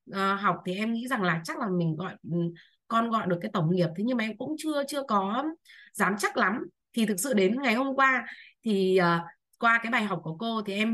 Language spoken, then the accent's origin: Vietnamese; Bac Ninh, Vietnam; à, em sinh năm 1984 và em đến từ năm nay em 20 tuổi em đến từ Bắc Ninh ạ